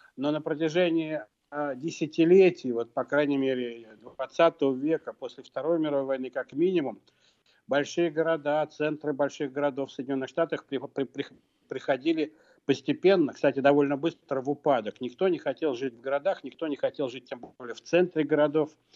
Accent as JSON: {"language": "Russian", "region": "Moscow", "country": "Russia", "tie": "born or raised there", "said": "я вырос в Москве"}